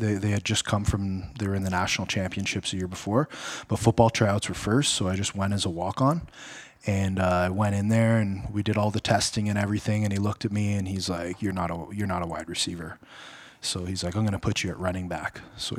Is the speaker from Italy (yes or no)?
no; Ottawa, Ontario, Canada; Well, born and raised in Ottawa, but I went to Western.